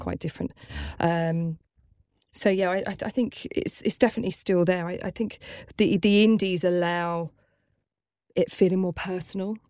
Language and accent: English; London, United Kingdom; moved away as an adult; now in Brighton, United Kingdom; I'm originally from London, but we couldn't afford to be in London